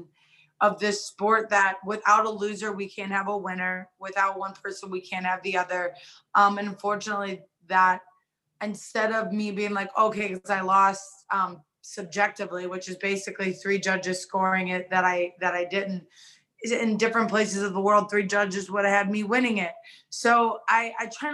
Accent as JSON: {"language": "English", "town": "Cuyahoga Falls", "region": "Ohio", "country": "United States", "tie": "born or raised there", "also_born_or_lived": "Atwater, Ohio / Rootstown, Ohio / Cleveland, Ohio / Las Vegas, Nevada", "moved": "as an adult", "said": "grew up in Cuyahoga Falls. We moved back to Rootstown, and then that's where I ended up graduating from"}